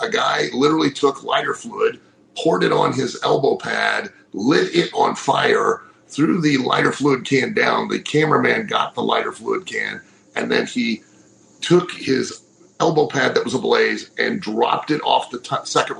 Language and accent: English; Lima, Ohio, United States; my hometown in Lima, Ohio